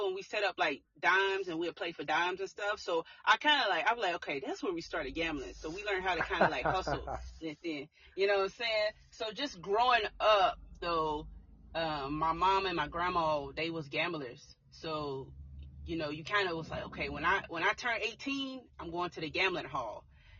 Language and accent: English; Tulsa, Oklahoma, United States; I grew up in Tulsa, Oklahoma. Okay. And born and raised, still in Oklahoma.